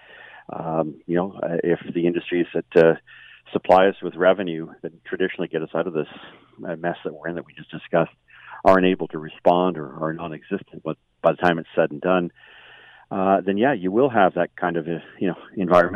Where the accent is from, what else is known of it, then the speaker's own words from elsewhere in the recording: Markham, Ontario, Canada; I grew up in Markham